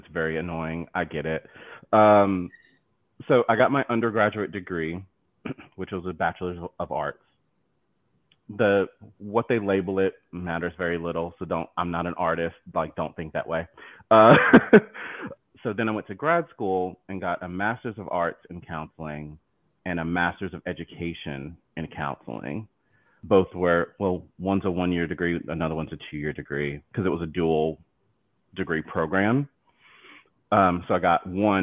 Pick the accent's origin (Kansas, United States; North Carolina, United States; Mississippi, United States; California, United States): North Carolina, United States; accent: southern; moved away as an adult; now in New York City, United States; I'm originally from North Carolina. I grew up there, spent all of my childhood there